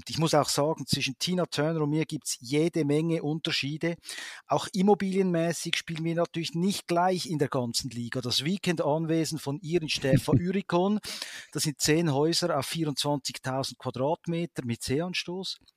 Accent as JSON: {"language": "German", "town": "Kloten", "region": "Zurich", "country": "Switzerland", "lives_now": "Männedorf, Switzerland", "said": "Äh, ich bin natürlich ein ewiger Flughafenbub. Ich komme aus Kloten, bin jetzt aber seit 20 Jahren am Zürichsee, zunächst zehn Jahre an der Goldküste in Küsnacht und seit zehn Jahren jetzt in Menedorf."}